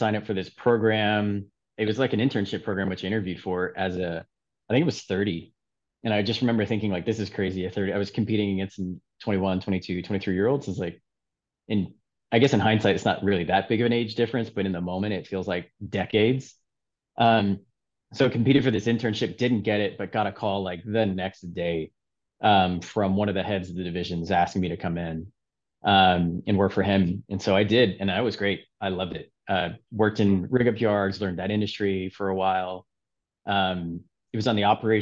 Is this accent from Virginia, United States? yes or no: no; Houston, Texas, United States; growing up in Houston